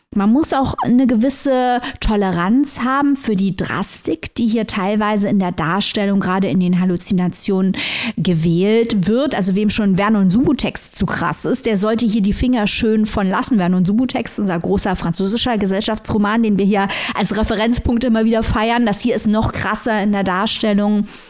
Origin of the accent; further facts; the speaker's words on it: East Germany, Germany; bei uns in Ostdeutschland